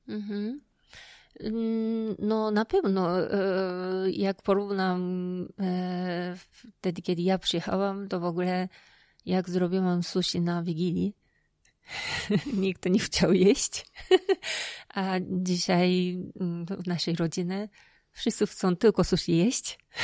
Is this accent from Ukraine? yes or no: no; Japan; Polish is a second language; moved away as an adult; now in Poland; czułam, że jednak jestem Japonką